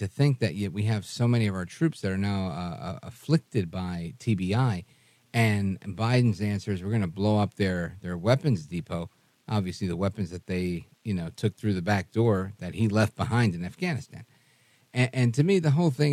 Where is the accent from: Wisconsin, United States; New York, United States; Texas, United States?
New York, United States; New York City; I grew up in Brooklyn